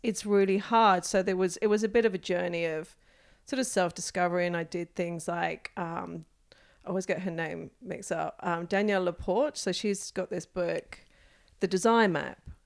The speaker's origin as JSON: {"language": "English", "country": "United Kingdom", "tie": "born or raised there", "moved": "as an adult", "lives_now": "Australia", "said": "I am a British-born Australian, um, who has been here for close to twenty years now"}